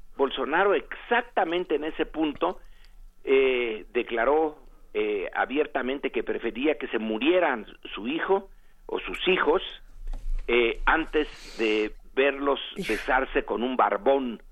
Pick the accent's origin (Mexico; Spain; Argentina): Mexico; nosotros en México